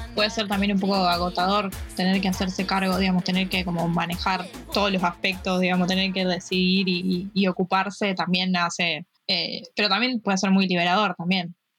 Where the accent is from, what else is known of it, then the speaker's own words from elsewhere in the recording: Rosario, Santa Fe, Argentina; yo soy de Rosario